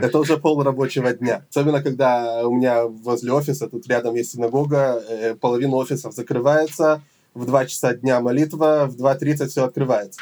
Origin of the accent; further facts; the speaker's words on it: Jerusalem, Jerusalem District, Israel; also born or lived in Odesa, Ukraine / Elazar, Gush Etzion; Я родился в Одессе 34 э, года назад, в 92 году, когда мне было 5 лет, мы приехали в Израиль, в Иерусалим. С тех пор мы жили в Иерусалиме